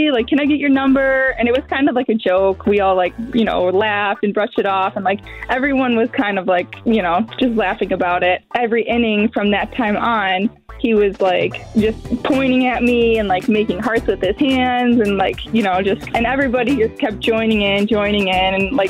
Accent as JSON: {"language": "English", "town": "Roselle", "region": "Illinois", "country": "United States", "said": "I'm from Roselle."}